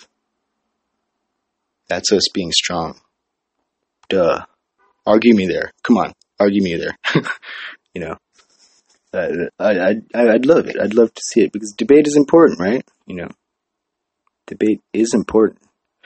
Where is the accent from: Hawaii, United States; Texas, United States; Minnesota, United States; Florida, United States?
Hawaii, United States; now in San Jose, United States; I'm from Hawaii